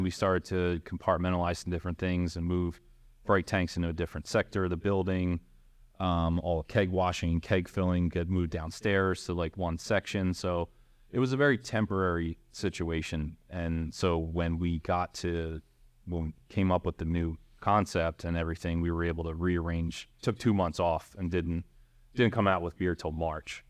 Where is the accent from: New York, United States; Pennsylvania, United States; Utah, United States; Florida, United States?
Pennsylvania, United States; Philadelphia; I grew up in the Northeast in Fox Chase